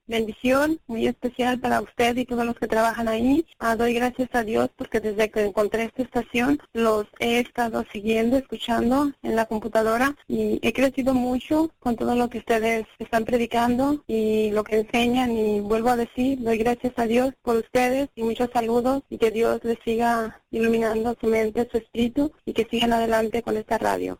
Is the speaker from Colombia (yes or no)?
no; Jalisco, Mexico; now in Detroit, United States; yo lo escucho en Detroit, Michigan. Soy de Jalisco